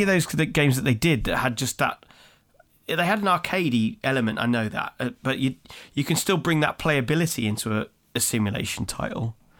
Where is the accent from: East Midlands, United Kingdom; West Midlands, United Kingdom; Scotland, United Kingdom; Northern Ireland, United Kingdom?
West Midlands, United Kingdom; Birmingham; my hometown of Birmingham